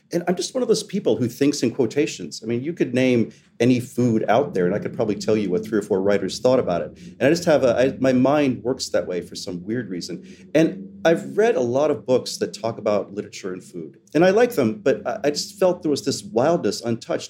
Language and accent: English; West Virginia, United States; moved away; also born or lived in Southwest Florida; When I was young, growing up in West Virginia and then in Southwest Florida